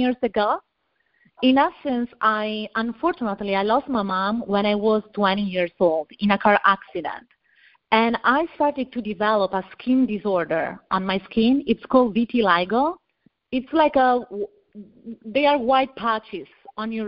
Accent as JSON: {"language": "English", "country": "Italy", "tie": "born or raised there", "also_born_or_lived": "Tampa / Miami", "accent": "Italian", "second_language": "English", "moved": "as an adult", "lives_now": "United States", "said": "I'm from Italy, as you can hear from my accent. I was born and raised in a little village in the middle of the vineyard"}